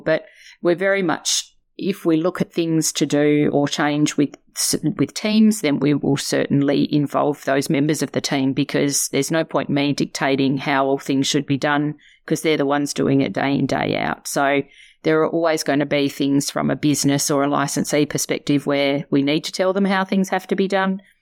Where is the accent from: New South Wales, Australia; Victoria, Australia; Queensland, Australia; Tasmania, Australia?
Tasmania, Australia; moved away as an adult; also born or lived in Melbourne; I'm a girl from Tassie. Uh, grew up there